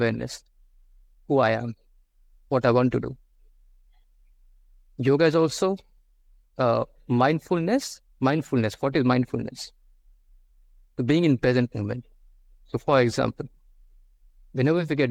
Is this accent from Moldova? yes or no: no; India; I'm from India